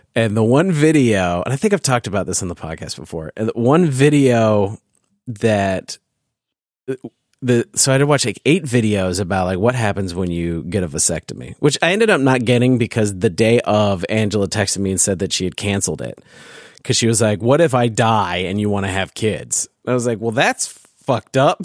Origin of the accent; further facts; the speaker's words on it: California, United States; growing up in California